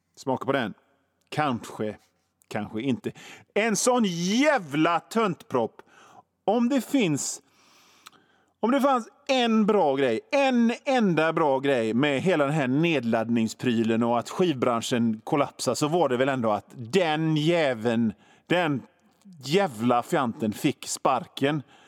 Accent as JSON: {"language": "Swedish", "town": "Gothenburg", "region": "Västra Götaland", "country": "Sweden", "said": "som göteborgare"}